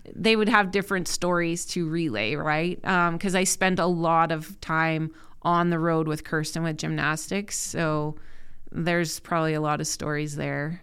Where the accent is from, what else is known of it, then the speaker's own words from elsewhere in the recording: Saskatoon, Saskatchewan, Canada; I grew up in Saskatoon, born and raised.